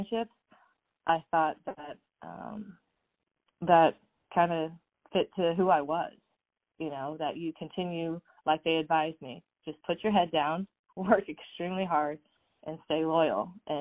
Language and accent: English; Southern California, United States; I grew up in Southern California